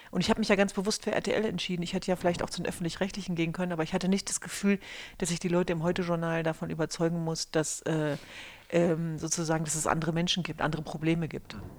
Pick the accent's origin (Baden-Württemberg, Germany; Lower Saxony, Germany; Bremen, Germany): Lower Saxony, Germany; Hanover; ich hatte halt das Glück, mit Hannover an einem Ort groß zu werden, wo es noch sowas wie eine heile Welt gab. Also ich komme genauer gesagt aus Hannover-Linden